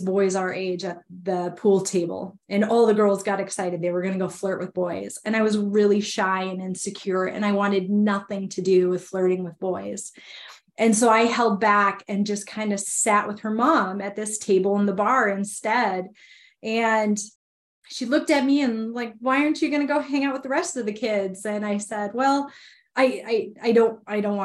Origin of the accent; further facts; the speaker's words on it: Minnesota, United States; I grew up born and raised in Minnesota